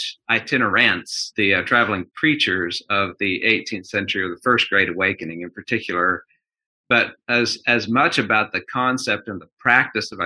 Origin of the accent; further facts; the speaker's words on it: Girard, Kansas, United States; moved away as an adult; also born or lived in Omaha, Nebraska / Michigan; now in Birmingham, United States; I grew up in southeast Kansas, a little town called Girard, which is about 100 miles south of Kansas City